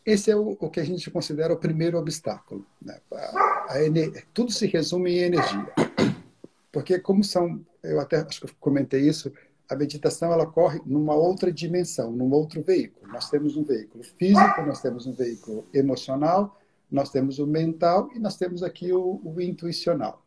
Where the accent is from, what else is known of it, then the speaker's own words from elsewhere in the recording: Minas Gerais, Brazil; also born or lived in Curitiba, Brazil; now in New York, United States; Eu sou originalmente eu sou de Minas Gerais mas adotei como adotei Curitiba como minha, minha segunda segunda casa